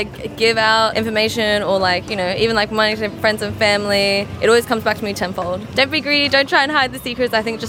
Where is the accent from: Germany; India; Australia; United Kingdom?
Australia; I'm 22, I'm from Australia